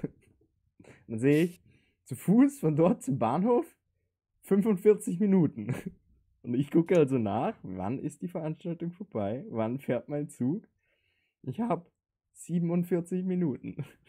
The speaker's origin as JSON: {"language": "German", "town": "Linz", "region": "Upper Austria", "country": "Austria", "said": "bei uns in Linz"}